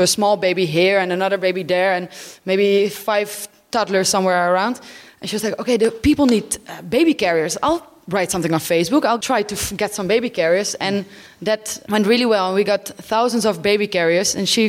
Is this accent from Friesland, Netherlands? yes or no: yes; Friesland, Netherlands; moved away as an adult; now in Lesbos, Greece; I'm from Holland, from a little area in the north called Friesland. 24 years.